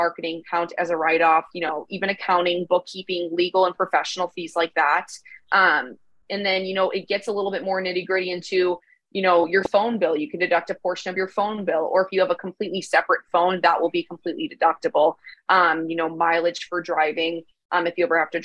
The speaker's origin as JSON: {"language": "English", "town": "Chicago", "region": "Illinois", "country": "United States", "moved": "as an adult", "said": "I'm originally from Chicago"}